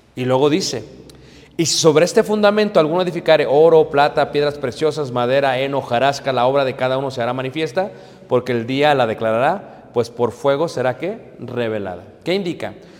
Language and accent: Spanish; Mexico; como buenos mexicanos